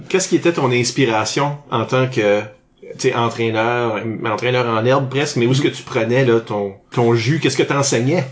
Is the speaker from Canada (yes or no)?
yes; Canada; en tant qu'Acadien